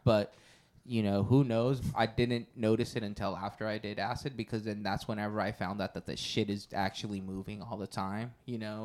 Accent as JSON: {"language": "English", "town": "Porterville", "region": "California", "country": "United States", "tie": "born or raised there", "said": "I grew up in Porterville"}